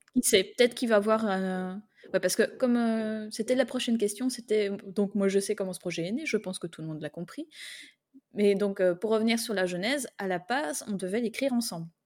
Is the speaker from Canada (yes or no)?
no; Belgium; je suis belge